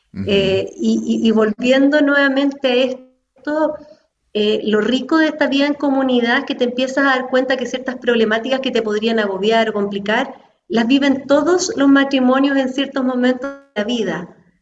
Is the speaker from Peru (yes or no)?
no; Chile; nací en el fondo en Chile, en una familia católica, en un colegio católico